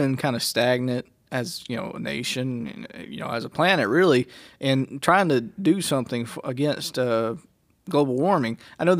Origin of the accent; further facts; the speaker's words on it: Mississippi, United States; I'm from Mississippi